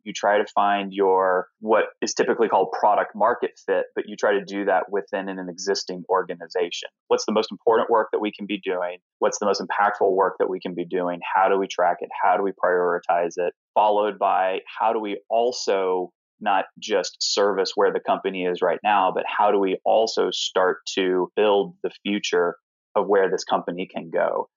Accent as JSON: {"language": "English", "town": "Alpharetta", "region": "Georgia", "country": "United States", "tie": "born or raised there", "also_born_or_lived": "Knoxville, Tennessee", "moved": "yes", "lives_now": "New York, United States", "said": "I was born in Knoxville, Tennessee, and grew up in a small town called Alpharetta, Georgia"}